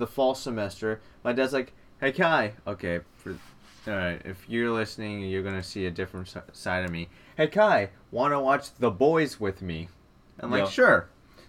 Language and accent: English; Okinawa, Japan; I am Japanese, but specifically I'm Okinawan.